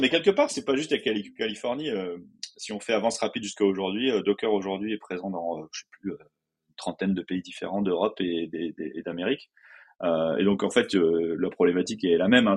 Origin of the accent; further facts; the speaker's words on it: France; je suis français